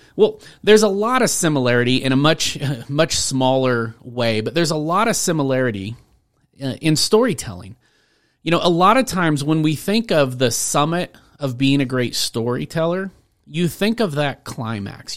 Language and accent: English; Rainier, Washington, United States; now in Colorado, United States; I grew up in Washington State in a tiny town called Rainier